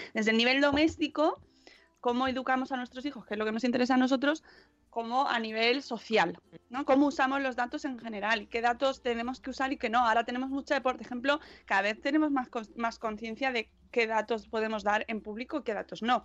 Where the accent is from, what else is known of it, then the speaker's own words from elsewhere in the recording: Spain; así somos los españoles